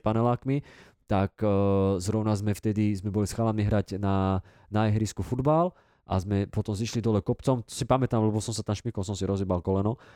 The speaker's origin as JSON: {"language": "Slovak", "town": "Dubnica nad Váhom", "region": "Trenčín Region", "country": "Slovakia", "said": "u nás v Dubnici"}